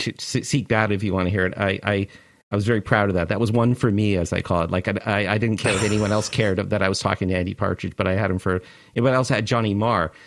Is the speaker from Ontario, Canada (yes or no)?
yes; Toronto, Ontario, Canada; moved away as an adult; now in United States; I was born in Toronto in, uh, in, in right downtown